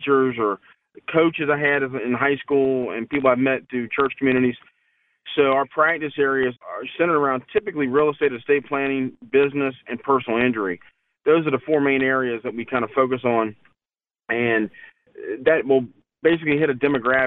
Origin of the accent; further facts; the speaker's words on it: Chesapeake, Virginia, United States; my hometown, when I grew up here back in the 70s